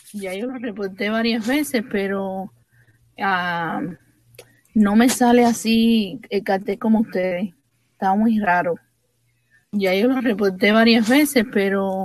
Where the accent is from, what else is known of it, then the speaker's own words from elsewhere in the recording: Cuba; soy de aquí de Cuba, estoy en Cuba, mejor dicho, ah, en Pinar de Río